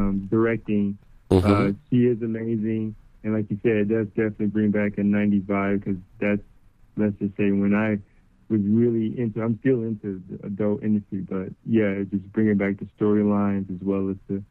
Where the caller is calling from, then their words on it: Illinois, United States; from Illinois.